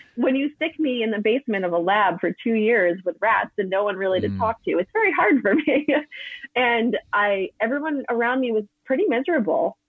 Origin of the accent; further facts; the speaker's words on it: East Coast, United States; I'm from the East Coast